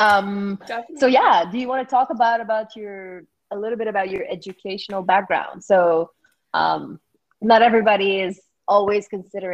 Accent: small town northeast of Quebec, Canada; moved away as an adult; also born or lived in Ontario; now in Dubai, United Arab Emirates; I am from Canada, from a small town northeast of Quebec, the province of Quebec

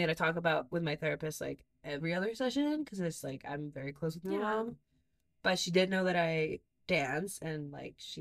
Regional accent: Mexico; moved away; We grew up in Mexico.

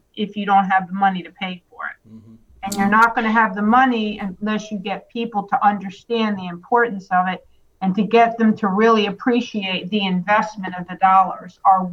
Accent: Baltimore, Maryland, United States; now in Wilmington, United States; I'm also from Baltimore

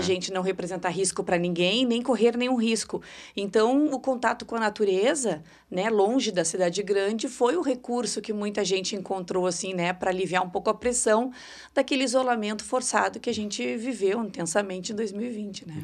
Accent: São Sepé, Rio Grande do Sul, Brazil; now in Porto Alegre, Brazil; Sou de São Cepé, isso aí, na região central do estado

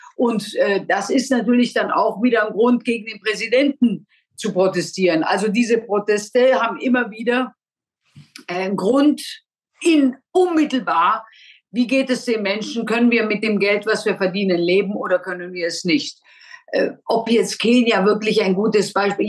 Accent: Germany; wir Deutschen

